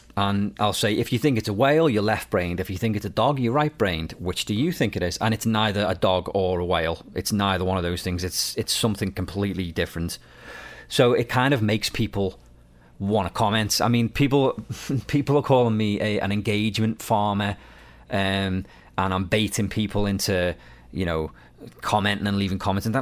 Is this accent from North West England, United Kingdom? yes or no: yes; Liverpool, North West England, United Kingdom; now in Nova Scotia, Canada; I'm from the U K, I'm from Liverpool, um, but I'm actually in Nova Scotia, Canada